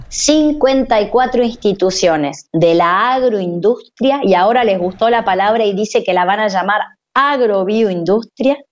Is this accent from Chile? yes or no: no; Argentina; somos los argentinos